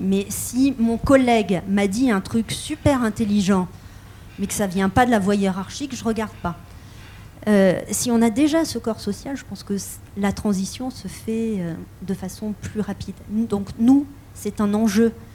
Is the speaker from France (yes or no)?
yes; France; en tant que Française, héritière des Lumières